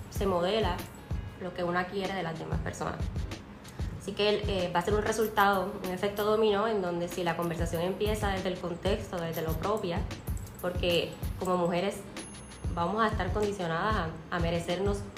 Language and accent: Spanish; Colombia; accent: Puerto Rican; now in Puerto Rico; Soy una mujer colombiana con acento boricua que vive ya muchos años aquí en Puerto Rico